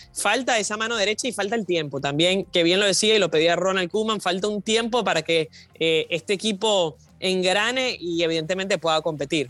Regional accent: Venezuela; Yo como venezolana

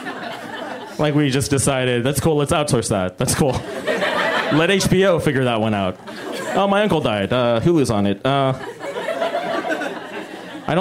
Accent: Bay Area, California, United States; I'm from the Bay Area

